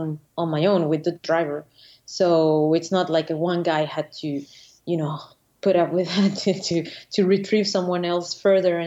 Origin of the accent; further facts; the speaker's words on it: Venezuela; moved away as an adult; now in Annecy, France; I'm from Venezuela, and I just moved to France